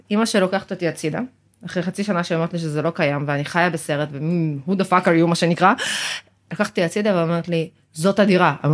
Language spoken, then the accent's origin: Hebrew; Ma'alot-Tarshiha, Northern District, Israel; התחלתי לעבוד בשוק בנהריה, במקור אני ממעלות. אה, כבר גרתי אז במרכז